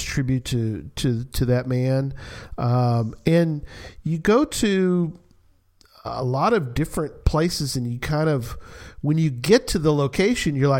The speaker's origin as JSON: {"language": "English", "town": "San Antonio", "region": "Texas", "country": "United States", "tie": "born or raised there", "moved": "yes", "lives_now": "Dallas-Fort Worth, United States", "said": "I grew up in San Antonio"}